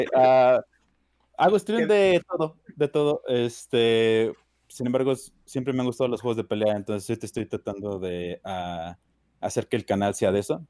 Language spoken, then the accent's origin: Spanish; Durango, Mexico; yo soy obviamente mexicano, igual que todos ustedes, más que yo soy de Durango, del estado del norte